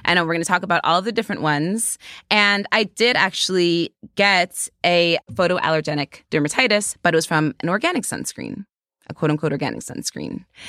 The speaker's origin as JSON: {"language": "English", "region": "New York", "country": "United States", "said": "I'm a New Yorker."}